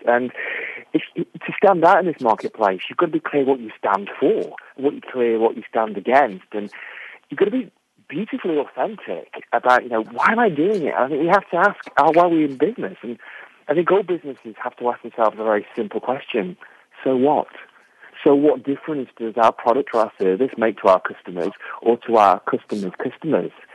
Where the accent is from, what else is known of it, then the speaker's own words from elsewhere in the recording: England, United Kingdom; now in Conwy, Wales; I'm an Englishman.